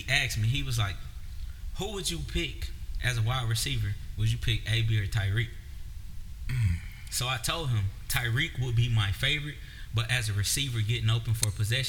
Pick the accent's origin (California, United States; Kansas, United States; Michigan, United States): Michigan, United States; Detroit; I still rock with the Lions because I'm from Detroit.